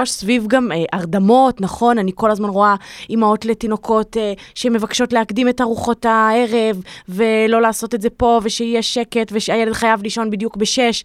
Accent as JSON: {"language": "Hebrew", "town": "Safed", "region": "Northern District", "country": "Israel", "tie": "born or raised there", "said": "וגם אני נולדתי שם, אני והאחים שלי"}